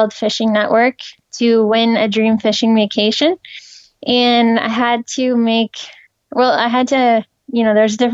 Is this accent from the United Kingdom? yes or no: no; Napanee, Ontario, Canada; now in Ottawa, Canada; I grew up in Napanee, Ontario, in Canada